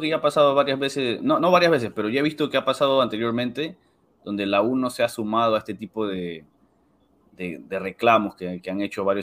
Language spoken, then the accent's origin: Spanish; Peru; para como uno como peruano, ver a tu selección en el Mundial